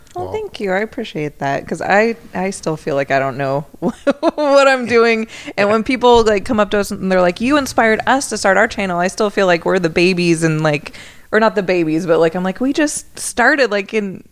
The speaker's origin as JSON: {"language": "English", "area": "the Bay Area", "region": "California", "country": "United States", "said": "I'm from the Bay Area."}